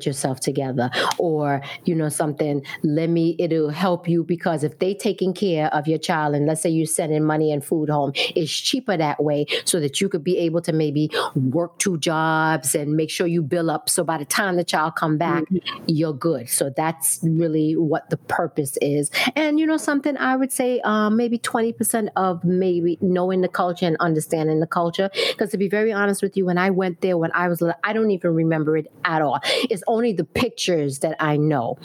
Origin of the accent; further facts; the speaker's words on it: New York, United States; I was born in Brooklyn, raised in Brooklyn